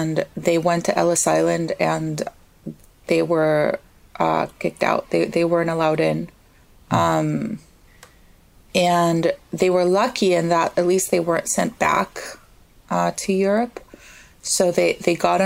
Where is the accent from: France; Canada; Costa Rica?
Costa Rica; moved away as an adult; now in United States; I was born and raised in Costa Rica